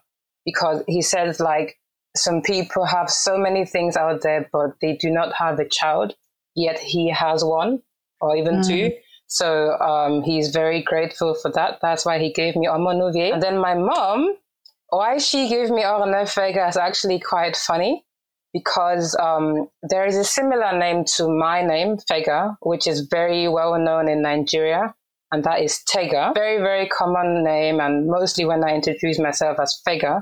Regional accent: Cologne, North Rhine-Westphalia, Germany; first language Urhobo; English is a second language; I was born and raised in Cologne, Germany

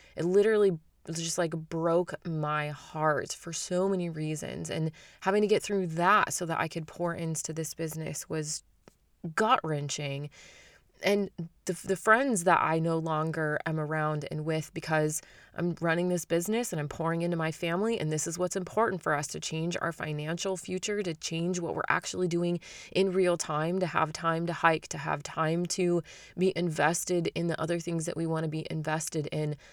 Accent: Arizona, United States; I lived in Arizona. We knew each other in high school

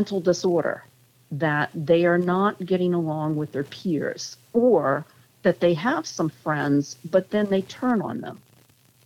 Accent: Connecticut, United States; we grew up in Connecticut

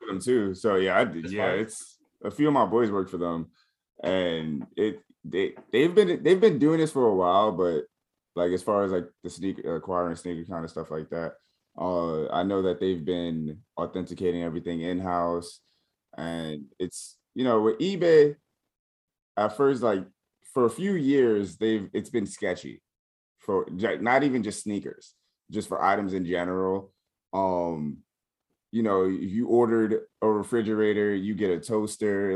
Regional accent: New York, United States; I'm from New York, I rep New York

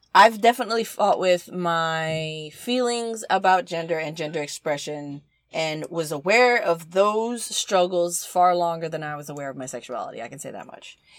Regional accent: the South, United States; I'm from the South

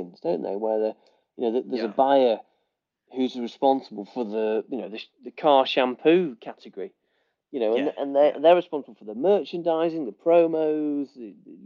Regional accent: England, United Kingdom; we're English

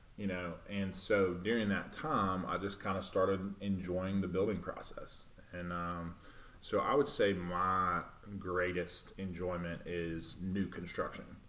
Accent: Clinton, Tennessee, United States; moved away as an adult; also born or lived in Nashville, Tennessee; now in Murfreesboro, United States; I was born and raised in Knoxville, um, a little town called Clinton

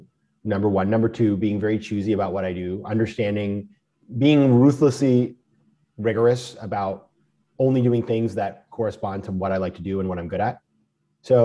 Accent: Maine, United States; moved away; I'm from Maine and we save in Maine

